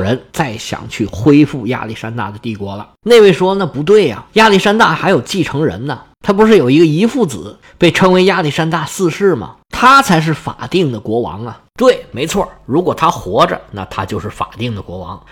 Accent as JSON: {"language": "Chinese", "country": "China", "said": "我们中国人"}